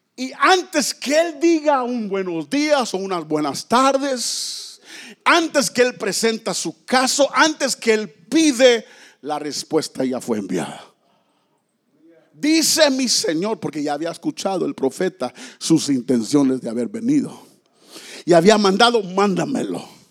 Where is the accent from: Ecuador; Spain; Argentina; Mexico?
Mexico; moved away; allá en mi tierra los mexicanos dicen, si Diosito quiere